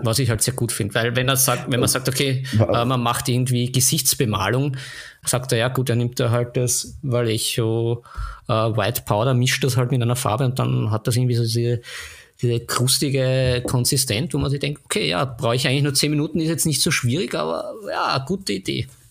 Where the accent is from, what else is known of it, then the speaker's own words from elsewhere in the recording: Vienna, Austria; bei uns in Wien